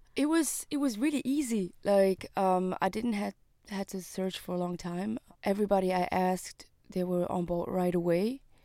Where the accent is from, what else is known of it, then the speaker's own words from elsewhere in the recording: Switzerland; I was born and raised in Switzerland